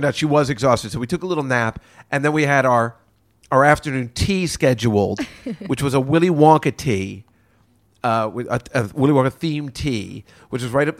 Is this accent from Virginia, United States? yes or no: no; New York, United States; we're from New York